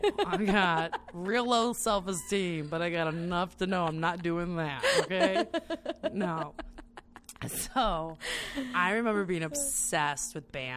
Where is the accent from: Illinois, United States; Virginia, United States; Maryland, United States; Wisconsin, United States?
Illinois, United States; Northwest suburbs; I grew up in the Northwest burbs